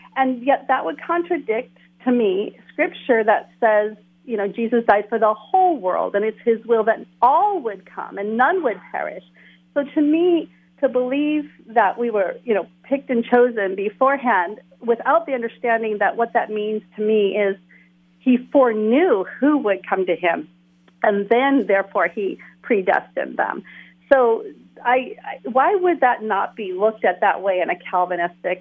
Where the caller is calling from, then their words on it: Waimanalo, Hawaii, United States; I'm calling from Oahu, Hawaii